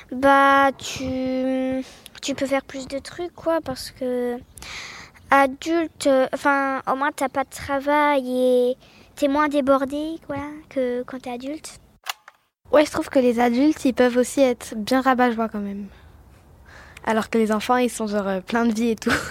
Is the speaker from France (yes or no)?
yes; Paris, Île-de-France, France; born there; j'ai 10 ans, je suis née à Paris et euh, j'ai fait du hip-hop.